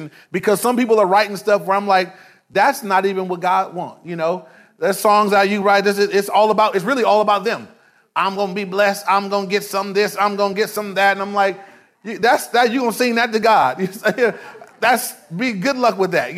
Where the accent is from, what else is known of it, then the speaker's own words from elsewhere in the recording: Inglewood, California, United States; I grew up in Inglewood. I was in Inglewood my whole life